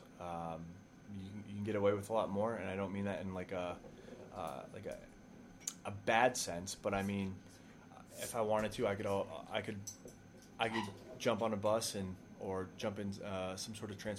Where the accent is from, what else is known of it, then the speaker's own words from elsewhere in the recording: Stow, Massachusetts, United States; moved away as an adult; also born or lived in Mykolaiv, Ukraine; now in Chattanooga, United States; I am from Stowe, Massachusetts, born and raised on Lake Boone